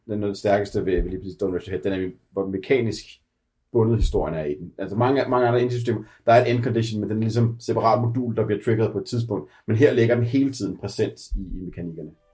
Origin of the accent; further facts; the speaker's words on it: Denmark; som danskere